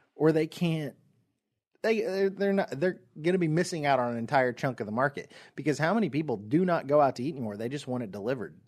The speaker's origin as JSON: {"language": "English", "country": "United States", "said": "I am from America"}